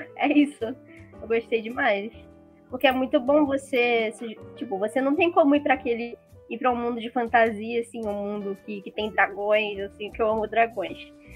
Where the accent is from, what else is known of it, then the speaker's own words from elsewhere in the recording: Rio de Janeiro, Brazil; eu sou, sou do Rio de Janeiro, eu tenho 19 anos